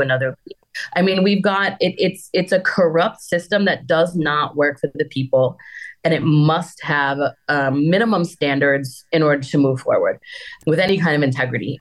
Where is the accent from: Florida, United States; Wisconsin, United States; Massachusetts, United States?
Wisconsin, United States; now in Amarillo, United States; Wisconsin is my home state. And I just happened to live in Amarillo